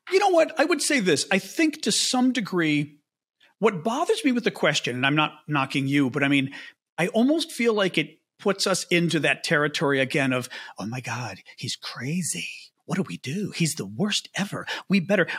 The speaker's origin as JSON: {"language": "English", "town": "Chicago", "region": "Illinois", "country": "United States", "said": "I'm from Chicago"}